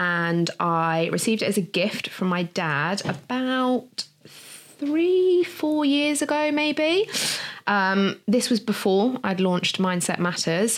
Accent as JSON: {"language": "English", "country": "Jersey", "tie": "born or raised there", "said": "I was born in Jersey. My dad moved over here, I think in the late 70s, from Liverpool, met my mum. So myself and my brother were born here"}